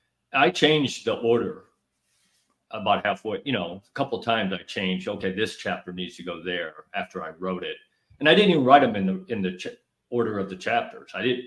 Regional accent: Illinois, United States; Northern Illinois.

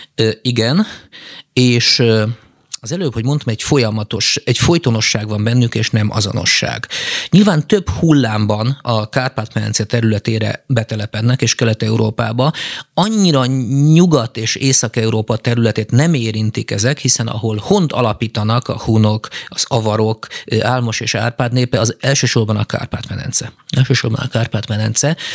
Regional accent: Hungary; Magyarországról magyarok vagyunk

